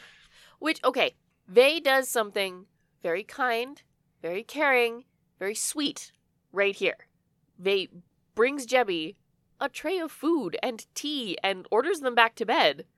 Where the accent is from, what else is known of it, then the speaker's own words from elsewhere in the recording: Canada; we're Canadian